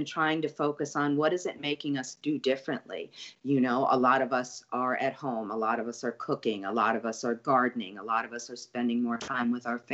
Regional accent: New York City, New York, United States; now in New Orleans, United States; I grew up in Brooklyn, right kind of on, you know, near the Verrazano Bridge

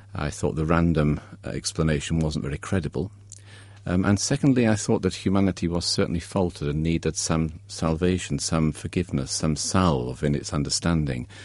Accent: Derby, East Midlands, United Kingdom; I grew up in Derby, a grey industrial Midlands town

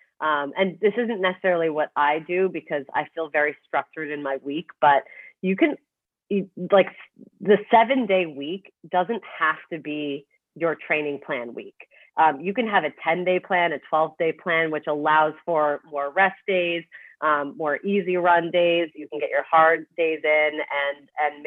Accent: Toronto, Ontario, Canada; now in Manhattan, United States; I'm from Toronto, so I'm used to like snow, you know, and like cold weather

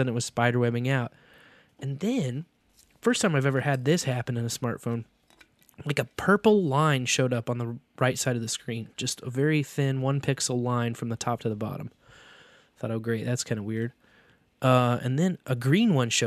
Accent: Kearney, Missouri, United States; Fun Farm in my hometown. In Kearney. Kearney, yeah. Missouri

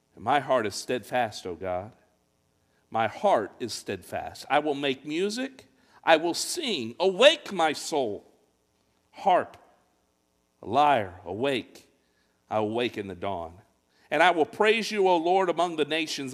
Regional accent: Fort Wayne, Indiana, United States; I grew up in Fort Wayne, Indiana

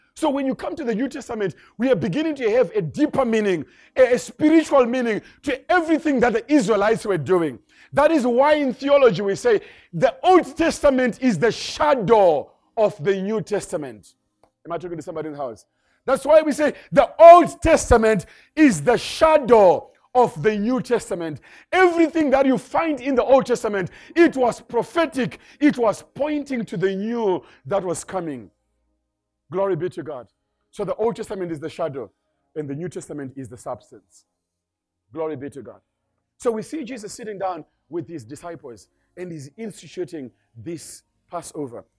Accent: Zimbabwe; moved away; I come from Zimbabwe. That's where I originally come from.

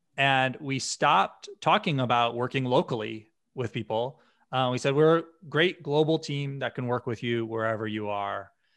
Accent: Western Massachusetts, United States; I grew up in a small town in Western Massachusetts

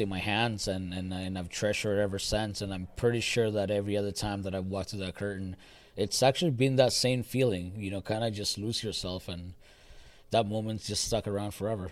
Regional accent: El Salvador; now in Canada; I came to Canada in 1996. Mm-hmm. Uh, I grew up watching wrestling in El Salvador at a very, young age

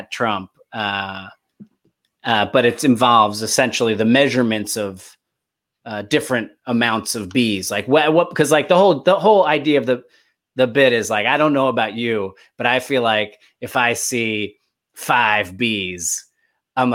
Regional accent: New Jersey, United States; now in Los Angeles, United States; I grew up in Jersey.

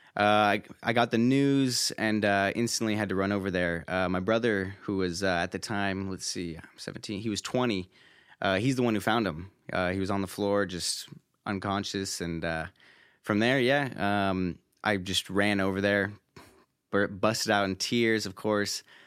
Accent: Roseville, California, United States; I'm originally from Northern California, born and raised, uh, near Sacramento, uh, in a small city named, uh, Roseville.

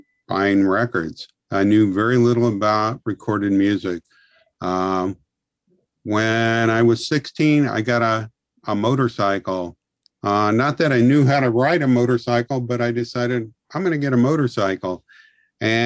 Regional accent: Seattle, Washington, United States; also born or lived in Ridgefield, Washington; now in Portland, United States; I grew up in Seattle, and in the middle of my junior year of high school, my dad took a new job down this way, and we moved to Ridgefield, Washington

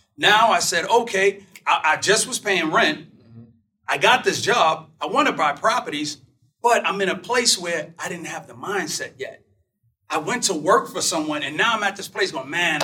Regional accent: New York City, New York, United States; I'm from Brooklyn, New York. And I was a kid, and my dad would always go out to get these construction jobs

